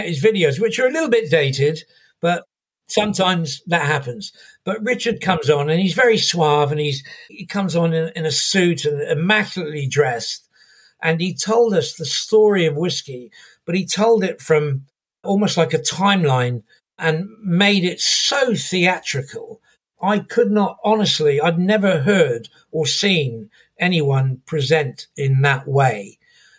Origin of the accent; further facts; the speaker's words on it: St Ives, South West England, United Kingdom; moved away; also born or lived in London; I come from Cornwall. I come from St. Ives in Cornwall, in the deep south of England initially.